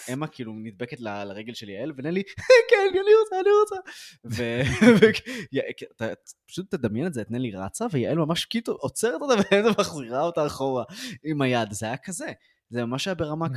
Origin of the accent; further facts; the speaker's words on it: Ra'anana, Central District, Israel; גדלתי בשכונה קשה ברעננה